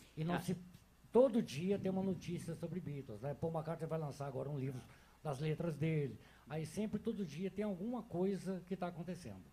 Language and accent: Portuguese; Rio de Janeiro, Brazil; now in Belo Horizonte, Brazil; eu sou do Rio de Janeiro